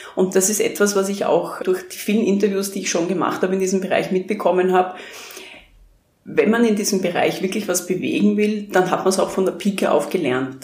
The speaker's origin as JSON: {"language": "German", "town": "Krems an der Donau", "region": "Lower Austria", "country": "Austria", "tie": "born or raised there", "moved": "yes", "said": "weil ich in meine Heimatstadt wieder zurückkehre"}